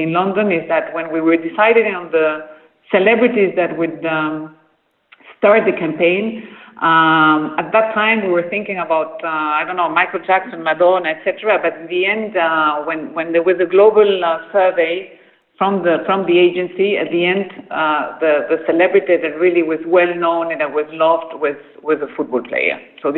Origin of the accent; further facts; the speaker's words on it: Peru; English is a second language; And then I was raised in Peru. I am Dutch.